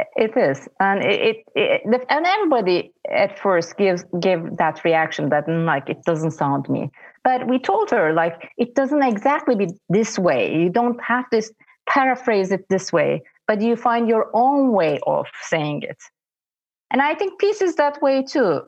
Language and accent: English; Istanbul, Turkey; I'm from Istanbul